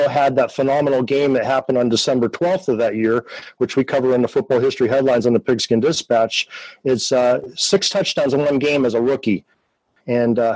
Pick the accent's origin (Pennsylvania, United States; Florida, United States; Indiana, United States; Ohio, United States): Pennsylvania, United States; Erie; my hometown of Erie, Pennsylvania